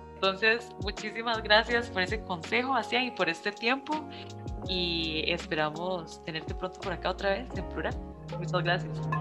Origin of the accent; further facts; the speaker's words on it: Costa Rica; yo soy primera generación de Costa Rica, entonces aquí realmente no tengo raíz. Mi mamá es nicaragüense, mi papá es salvadoreño